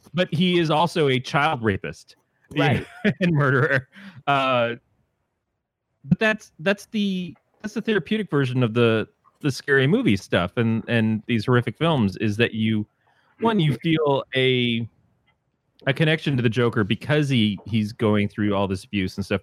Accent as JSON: {"language": "English", "region": "Michigan", "country": "United States", "said": "I'm from Michigan"}